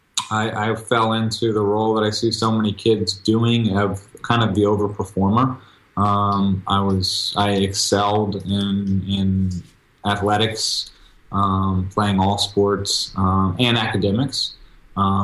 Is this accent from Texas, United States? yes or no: yes; Texas, United States; I'm originally from Texas